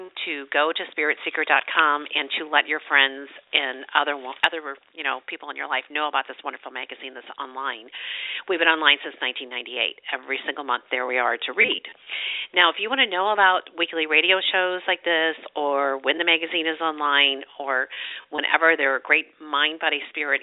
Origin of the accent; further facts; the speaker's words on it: St. Louis, Missouri, United States; also born or lived in Chesterfield, Missouri; I'm from St. Louis, and I'm a native